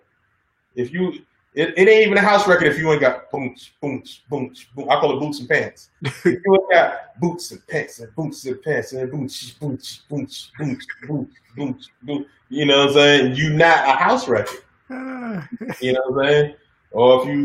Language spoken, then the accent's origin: English; New York City, New York, United States; I grew up in Harlem